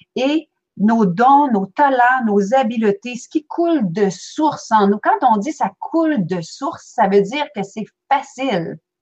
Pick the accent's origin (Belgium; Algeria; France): Belgium; now in Quebec, Canada; je suis née en Belgique